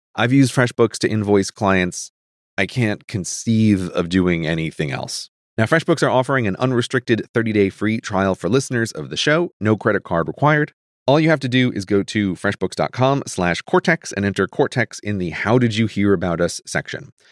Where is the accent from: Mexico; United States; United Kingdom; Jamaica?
United States; growing up in America